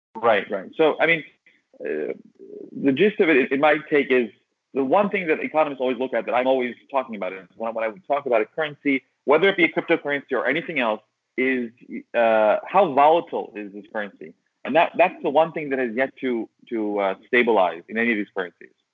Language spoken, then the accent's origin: English; Syracuse, New York, United States; I am from Syracuse, but I'm in Istanbul, Turkey, right now